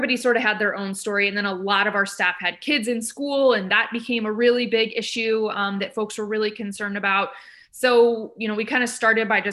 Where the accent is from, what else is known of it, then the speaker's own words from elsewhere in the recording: Midwest, United States; now in Eugene, United States; I'm from the Midwest